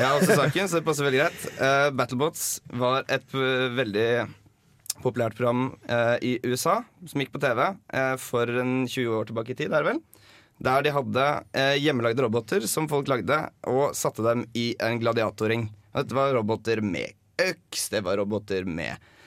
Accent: Drammen, Buskerud, Norway; moved away as an adult; now in Trondheim, Norway; Kommer fra Drammen

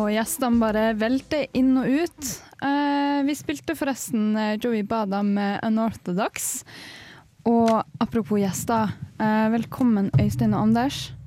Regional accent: Levanger, Trøndelag, Norway; Jeg er fra Levanger, nesten oppe.

